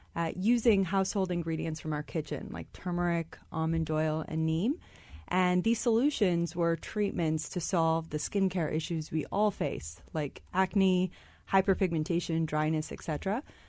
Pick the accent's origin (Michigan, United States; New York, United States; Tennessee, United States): Michigan, United States; I was born and raised in Michigan, but my parents are immigrants from India